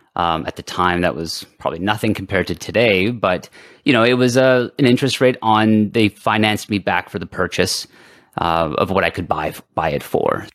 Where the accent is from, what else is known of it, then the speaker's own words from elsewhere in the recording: Canada; we're French Canadian here in, in Canada.